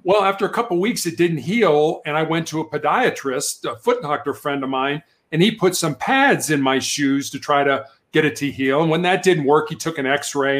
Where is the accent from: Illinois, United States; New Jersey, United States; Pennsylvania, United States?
Illinois, United States; Chicago; moved away; I was born and raised in Chicago, Illinois